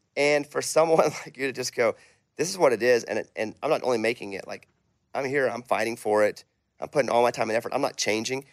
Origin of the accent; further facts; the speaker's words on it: Arkansas, United States; I'm from Arkansas